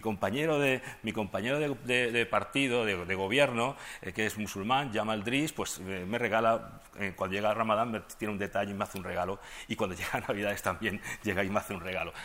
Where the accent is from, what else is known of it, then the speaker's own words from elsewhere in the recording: Madrid, Community of Madrid, Spain; moved away as an adult; now in Ceuta, Spain; Yo no soy de Ceuta, yo soy de aquí de Madrid